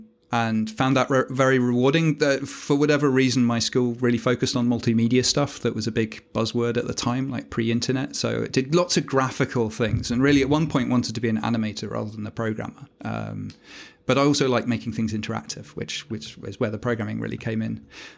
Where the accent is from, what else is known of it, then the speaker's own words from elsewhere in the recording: Dubai, United Arab Emirates; I grew up in Dubai as well.